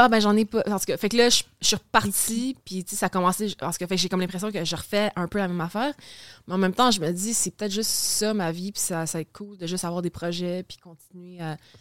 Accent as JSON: {"language": "French", "town": "Saint-Constant", "region": "Quebec", "country": "Canada", "tie": "born or raised there", "also_born_or_lived": "Maisonneuve, Montreal / West Island, Montreal", "said": "j'ai passé, je pense, 11 ans de ma vie, ça arrive sud. Fait que genre Delson, Saint-Constant."}